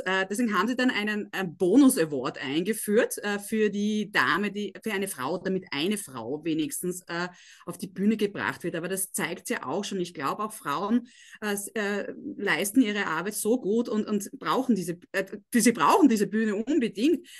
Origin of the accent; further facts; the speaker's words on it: Graz, Styria, Austria; Christoph und ich, wir sind beide aus Graz